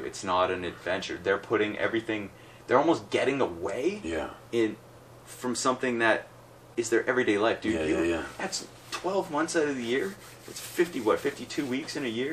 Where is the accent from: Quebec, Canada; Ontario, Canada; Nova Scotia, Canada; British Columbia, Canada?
Ontario, Canada; Ottawa; I'm from, I'll say Ottawa